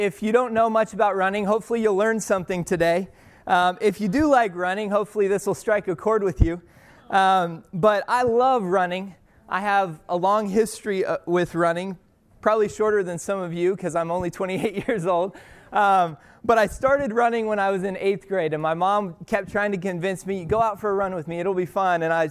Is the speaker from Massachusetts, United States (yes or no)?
no; Colorado, United States; moved away as an adult; now in Torrance, United States; I was born and raised in Colorado